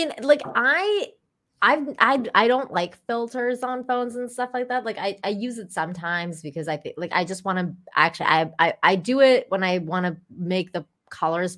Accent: Iran; moved away; I grew up in Iran

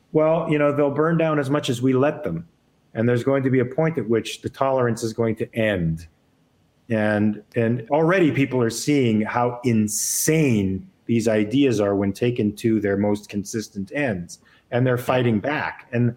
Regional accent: California, United States; It's my home. I was born and raised in California.

